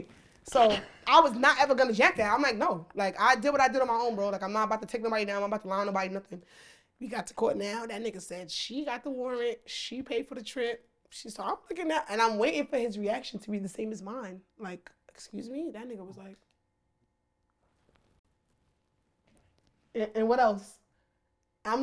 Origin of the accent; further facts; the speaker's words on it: United States; we're from America